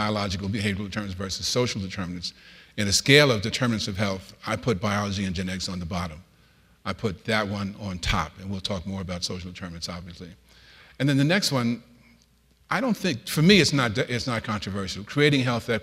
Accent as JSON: {"language": "English", "town": "New York City", "region": "New York", "country": "United States", "tie": "born or raised there", "moved": "yes", "said": "I was born in the South Bronx, the typical poverty profile. My mother was raised with three boys by herself"}